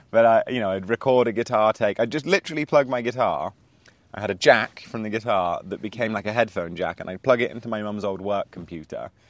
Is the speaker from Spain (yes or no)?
yes; Spain; I grew up in Spain